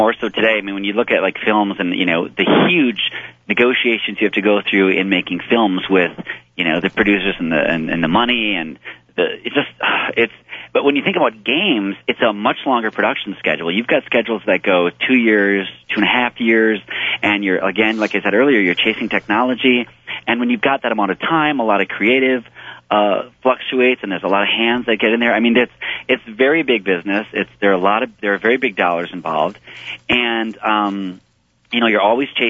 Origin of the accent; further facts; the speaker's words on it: Midwest, United States; I was raised in the Midwest.